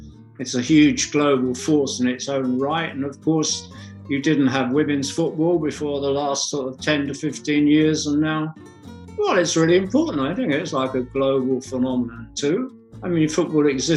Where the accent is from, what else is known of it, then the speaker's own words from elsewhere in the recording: London, United Kingdom; I was born on Tottenham High Street, and I first went to see the Spurs, the football club, there when I was 7 years old